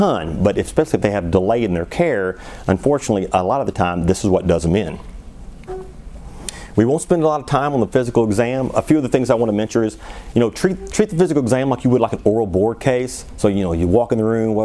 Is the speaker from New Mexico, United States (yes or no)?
no; Missouri, United States; now in Arizona, United States; I grew up in Missouri